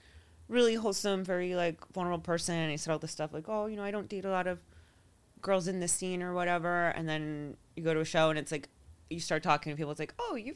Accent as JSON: {"language": "English", "region": "New York", "country": "United States", "tie": "born or raised there", "said": "I was raised in New York. I'm a Scorpio."}